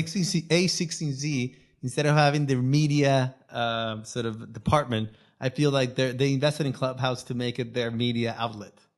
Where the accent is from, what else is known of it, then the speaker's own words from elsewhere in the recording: Venezuela; first language Spanish; English is a second language; moved away; I, I am Venezuelan. My first language is Spanish